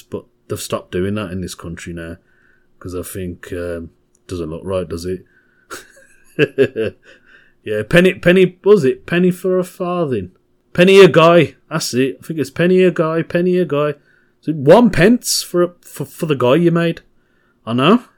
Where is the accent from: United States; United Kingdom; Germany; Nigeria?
United Kingdom; Birmingham, West Midlands; from Birmingham, my home, my hometown